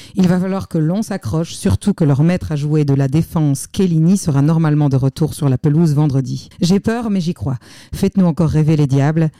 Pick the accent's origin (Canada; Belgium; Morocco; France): Belgium; je suis belge